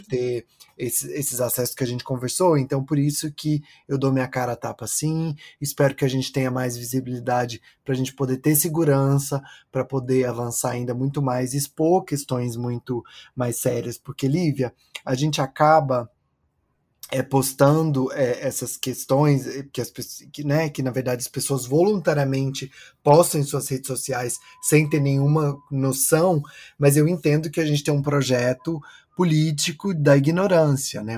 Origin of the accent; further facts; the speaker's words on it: interior of Goiás, Brazil; also born or lived in São Paulo, Brazil; now in New York, United States; eu sou de, do interior de Goiás, uma cidade muito pequena que fica perto de Caldas Novas, que tem 20 mil habitantes.